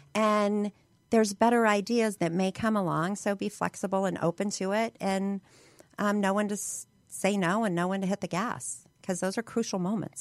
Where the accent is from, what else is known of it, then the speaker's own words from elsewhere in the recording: Hammond, Indiana, United States; now in Utah, United States; I was born outside of Chicago